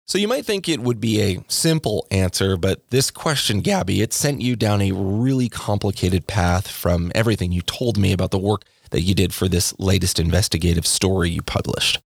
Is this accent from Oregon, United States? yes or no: yes; Corvallis, Oregon, United States; moved away as an adult; I moved away from Corvallis after I graduated high school